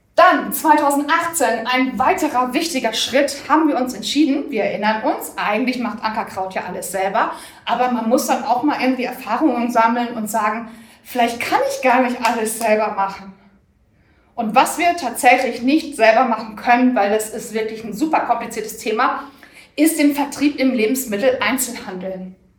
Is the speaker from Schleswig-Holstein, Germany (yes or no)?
no; Bochum, North Rhine-Westphalia, Germany; ich bin gebürtig aus, äh, Bochum